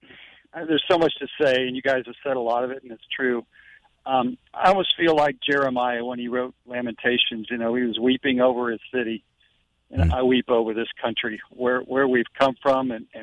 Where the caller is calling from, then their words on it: St. Augustine, Florida, United States; St. Augustine.